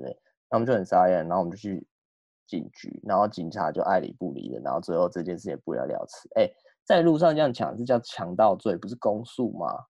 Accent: Taiwan; 台湾比较劣势的地方就是可能哦，我们的 热带 呃气候真的是稍微闷热一点

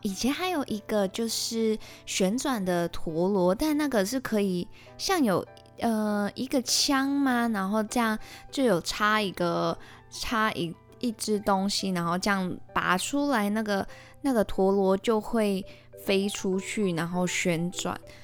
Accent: Malaysia; 我是来自马来西亚的

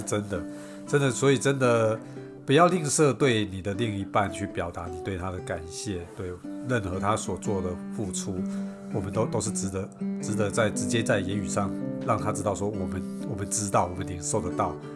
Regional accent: Beigang, Yunlin County, Taiwan; moved away; 我这个从北港来，这个拜拜来的地方的小孩

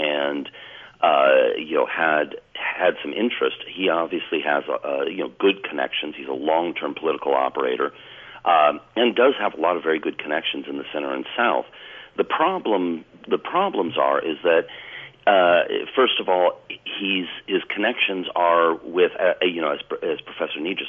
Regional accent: Canada; now in Taichung, Taiwan; I was originally born in Canada

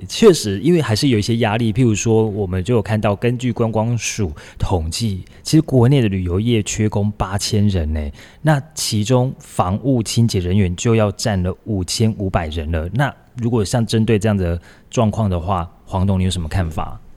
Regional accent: Taiwan; 我们台湾人买啊，大概一包啊五六十

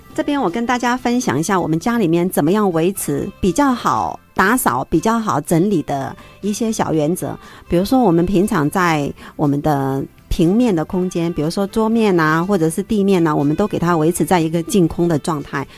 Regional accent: Henan, China; now in Taiwan; 我们河南人

